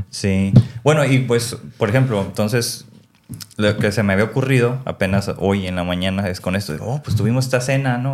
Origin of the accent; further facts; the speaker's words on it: Mexico; nosotros como mexicanos, pues somos más como de la parte nativa